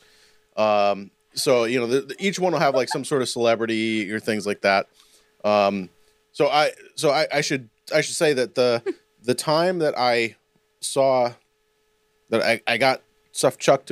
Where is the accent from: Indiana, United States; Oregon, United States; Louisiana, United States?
Louisiana, United States; New Orleans; I grew up in New Orleans